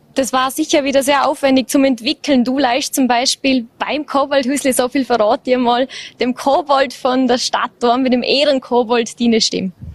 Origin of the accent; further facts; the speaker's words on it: Vorarlberg, Austria; bei uns im Ländle